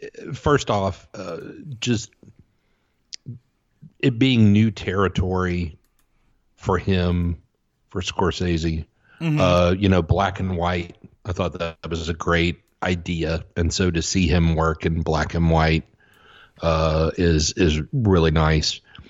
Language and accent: English; Southeast, United States; I grew up in the Southeast. I was a, you know, football and baseball kid, and that's what I played